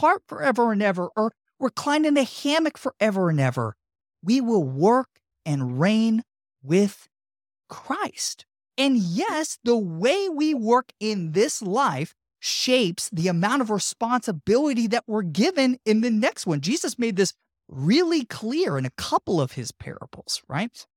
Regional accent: Tampa, Florida, United States; my hometown of Tampa

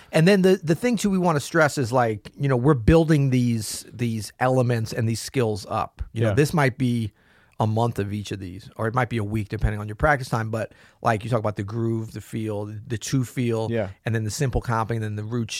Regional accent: the South, United States; Southerners are very dogmatic. You know, I'm from the South, so I can say that, right?

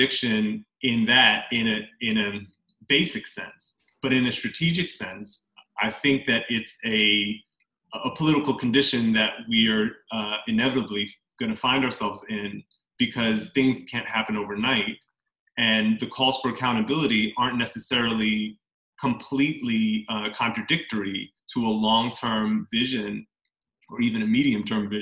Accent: Englewood, New Jersey, United States; also born or lived in Teaneck, New Jersey / Dumont, New Jersey / Bergenfield, New Jersey; I grew up in Englewood, New Jersey, which is about 30 minutes outside of New York City

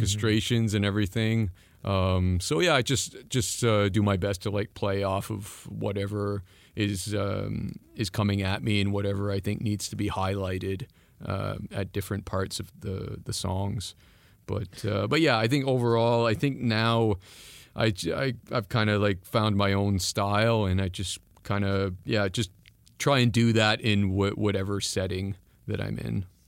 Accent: East Coast, Atlantic Canada, Canada; first language French; English is a second language; moved away; I'm from the East Coast

